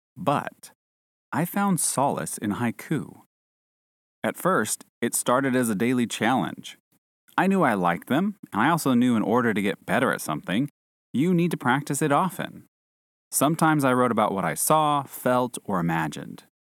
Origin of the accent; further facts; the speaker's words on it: United States; moved away; an American citizen living overseas